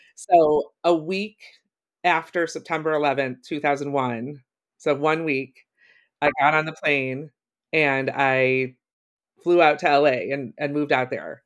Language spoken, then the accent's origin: English; Ohio, United States; moved away as an adult; also born or lived in Chicago; I grew up in Ohio